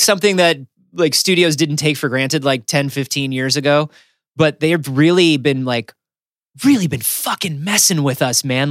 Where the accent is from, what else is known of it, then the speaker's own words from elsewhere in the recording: Florida, United States; growing up in Florida